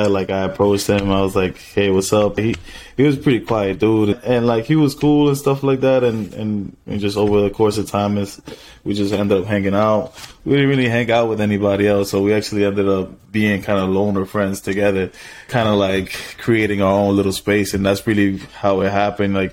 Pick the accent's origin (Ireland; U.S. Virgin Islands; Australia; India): U.S. Virgin Islands; moved away; I was born on the in Saint Croix, so it, it was definitely a, a, little bit of a, a, mix of everything that the Caribbean has to offer.